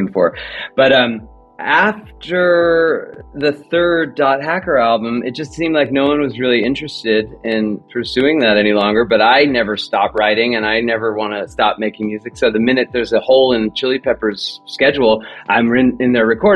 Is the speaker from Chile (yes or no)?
no; Los Angeles, California, United States; the San Fernando Valley where I was from